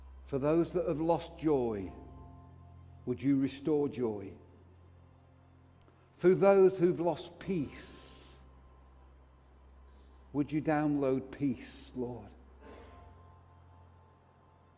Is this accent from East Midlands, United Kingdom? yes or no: yes; Derbyshire, East Midlands, United Kingdom; I'm from Derbyshire, and we have a saying, it's better felt than telt